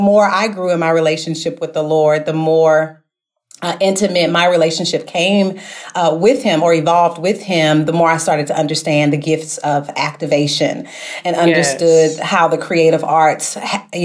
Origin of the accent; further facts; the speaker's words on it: St. Louis, Missouri, United States; back home in my hometown of St. Louis, Missouri